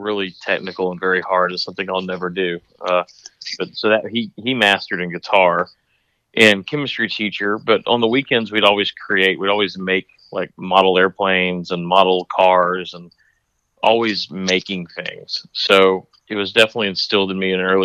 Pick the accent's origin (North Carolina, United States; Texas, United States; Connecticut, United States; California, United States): Texas, United States; Dallas; moved away as an adult; also born or lived in Wyoming / Atlanta; being from Dallas